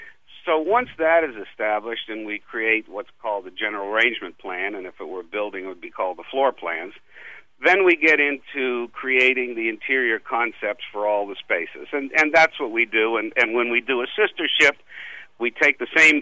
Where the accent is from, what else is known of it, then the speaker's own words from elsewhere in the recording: Miami, Florida, United States; But I think the major influence for me, and very fortunate, was that I grew up in a tourist town.